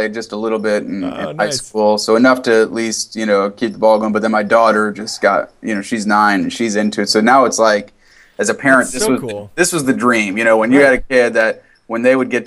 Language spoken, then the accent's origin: English; Wheaton, Illinois, United States; I grew up in Wheaton